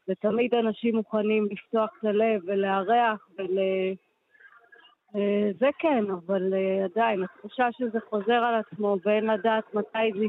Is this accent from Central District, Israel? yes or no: no; Yad Mordechai, Southern District, Israel; אני נולדתי ביד מרדכי, אני גדלתי ביד מרדכי